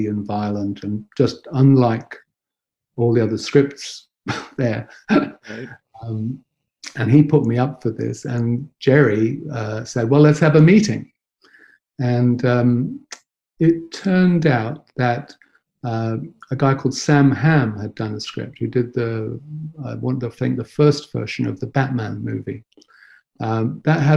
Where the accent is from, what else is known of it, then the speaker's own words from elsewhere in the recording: Nottingham, East Midlands, United Kingdom; moved away; I was brought up in Nottingham